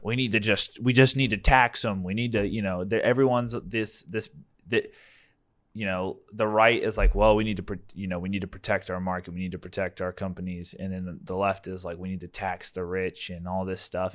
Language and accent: English; United States; proud of being American